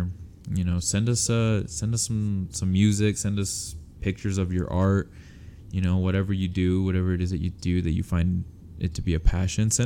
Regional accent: Utah, United States; We're from Utah

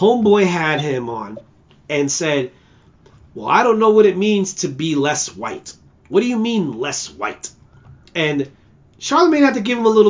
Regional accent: New York City, New York, United States; I'm from Brooklyn, all right? BK all day, all right? You know, I do this. Flatbush

